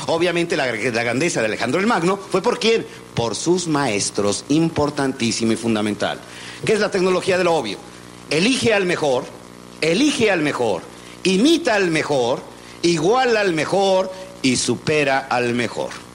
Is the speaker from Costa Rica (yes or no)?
no; Mexico